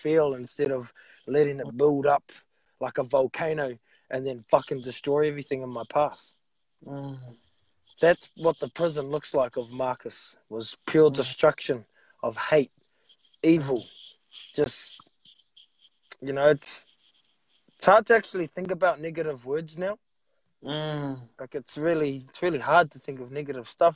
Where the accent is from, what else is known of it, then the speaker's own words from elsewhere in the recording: New Zealand; I'm from New Zealand, the land of the long white cloud, Aotearoa.